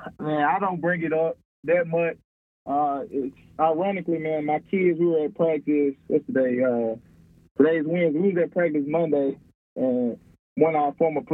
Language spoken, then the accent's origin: English; Lena, Mississippi, United States; also born or lived in Birmingham, Alabama; now in Hueytown, Alabama, United States; I'm from Lena, Mississippi. That's where I grew up.